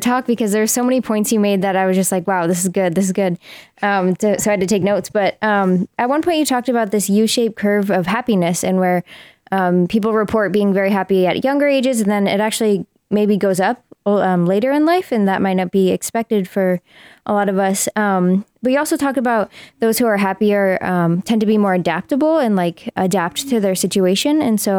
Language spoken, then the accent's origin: English; Seattle, Washington, United States; I'm from Seattle